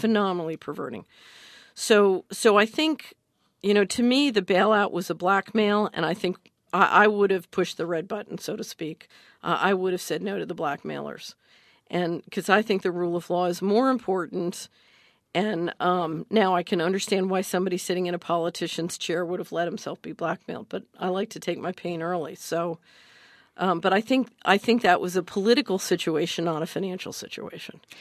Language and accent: English; Philadelphia, Pennsylvania, United States; I grew up in Philadelphia